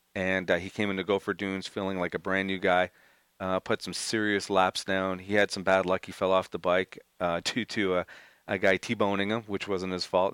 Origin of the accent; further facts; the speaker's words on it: Montreal, Quebec, Canada; I'm from Montreal